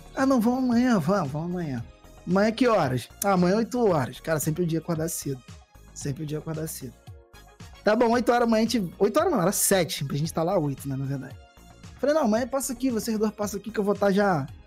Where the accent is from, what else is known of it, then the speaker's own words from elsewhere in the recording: Mesquita, Rio de Janeiro, Brazil; moved away as an adult; also born or lived in Copacabana, Rio de Janeiro; now in Rio de Janeiro, Brazil; foi Mesquita, né? Na Baixada Fluminense, lá na uhum. Chato Bom de Mesquita lá. E vivi lá a maior parte da minha vida